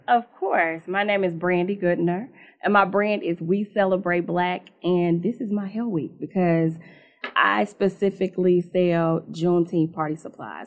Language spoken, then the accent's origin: English; Indianapolis, Indiana, United States; I'm from Indianapolis, born and raised in that town, raised me, so, um, you know, rooted here